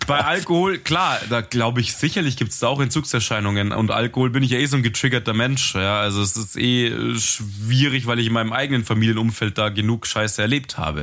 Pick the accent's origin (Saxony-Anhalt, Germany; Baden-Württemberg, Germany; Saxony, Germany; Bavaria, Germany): Bavaria, Germany; Munich; wir sind ja ähm, Münchner